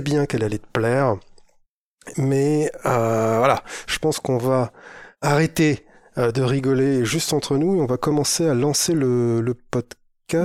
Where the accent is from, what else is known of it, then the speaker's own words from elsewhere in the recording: the North, northern France, France; Chez nous, dans le Nord